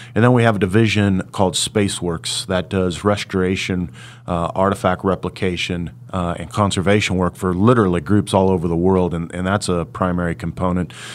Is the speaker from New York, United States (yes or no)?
no; Hutchinson, Kansas, United States; my hometown of Hutchinson